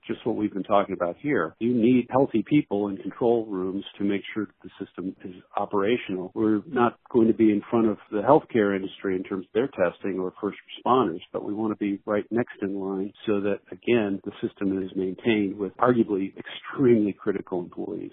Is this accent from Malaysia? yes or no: no; Washington, United States; my home state of Washington